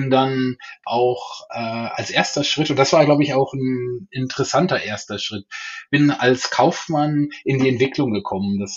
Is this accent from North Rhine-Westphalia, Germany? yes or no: yes; North Rhine-Westphalia, Germany; Ja, ich bin äh, im Niederrhein aufgewachsen oder meine Mutter würde noch sagen, ist Westfalen.